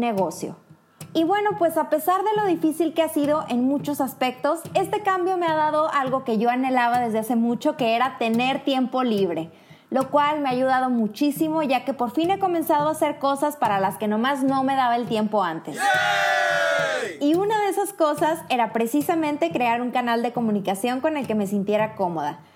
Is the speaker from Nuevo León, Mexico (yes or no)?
yes; Monterrey, Nuevo León, Mexico; moved away as an adult; now in Kraków, Poland; Soy mexicana y por una oportunidad que se le presentó a mi pareja, actualmente resido en Cracovia, Polonia